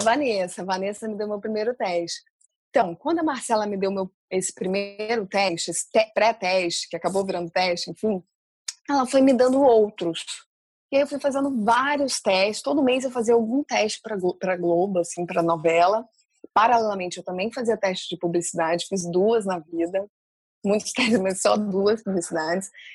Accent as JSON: {"language": "Portuguese", "town": "Vitória", "region": "Espírito Santo", "country": "Brazil", "tie": "born or raised there", "said": "eu nasci no Espírito Santo, né, em Vitória. Minha família é toda do interior, de uma cidadezinha chamada Fundão."}